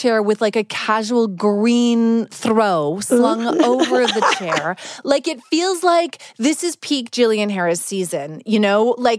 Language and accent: English; Alberta, Canada; I was born in Alberta as well